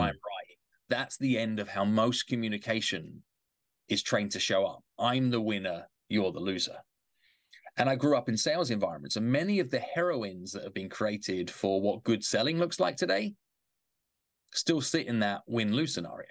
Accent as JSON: {"language": "English", "region": "England", "country": "United Kingdom", "tie": "born or raised there", "moved": "yes", "lives_now": "New York City, United States", "said": "I grew up in England."}